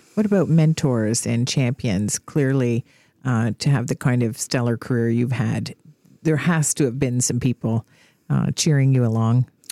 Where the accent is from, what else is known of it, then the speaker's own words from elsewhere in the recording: Canada; all Canadians have. We've got our quiet confidence